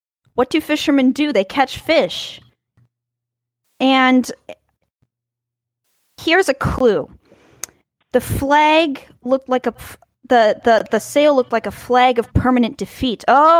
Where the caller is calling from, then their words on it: Czechia; calling in from the Czech Republic.